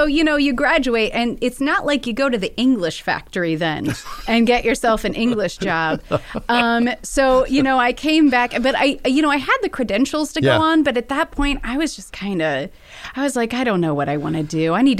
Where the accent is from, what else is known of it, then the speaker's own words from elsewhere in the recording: Wells County, Indiana, United States; I grew up in Wells County.